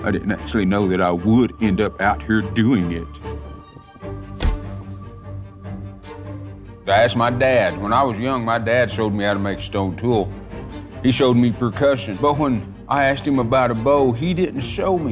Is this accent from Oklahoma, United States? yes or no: yes; Tahlequah, Oklahoma, United States; also born or lived in Sparrow Hawk Mountain; I grew up here in Tahlequah. I was actually born just west of here on a place called Stick Ross Mountain.